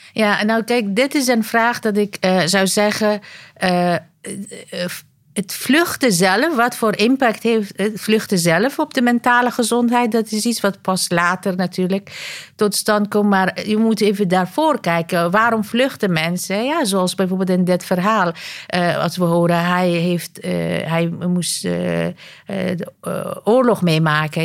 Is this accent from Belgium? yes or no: no; Afghanistan; now in Netherlands; Ik kom oorspronkelijk uit Afghanistan